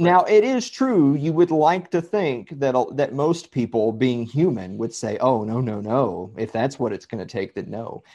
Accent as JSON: {"language": "English", "town": "Columbia", "region": "Tennessee", "country": "United States", "said": "I'm from Southern Middle Tennessee. I'm from Columbia, Tennessee"}